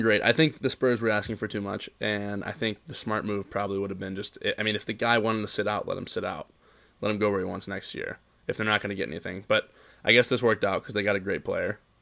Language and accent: English; Cincinnati, Ohio, United States; We're both from Cincinnati. We're both from Cincinnati